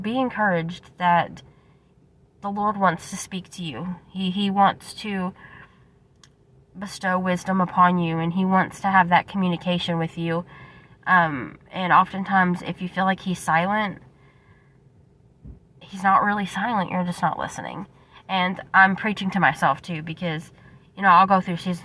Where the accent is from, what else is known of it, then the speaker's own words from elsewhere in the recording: Daviess County, Kentucky, United States; I'm from Davis County.